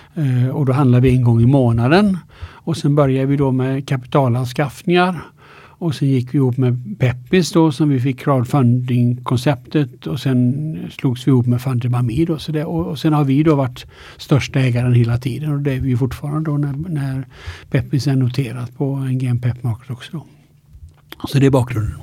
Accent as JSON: {"language": "Swedish", "town": "Alingsås", "region": "Västra Götaland", "country": "Sweden", "tie": "born or raised there", "also_born_or_lived": "Linköping / United States", "moved": "yes", "lives_now": "Stockholm, Sweden", "said": "Jag är född i Allingsås då, eh, Västergötland."}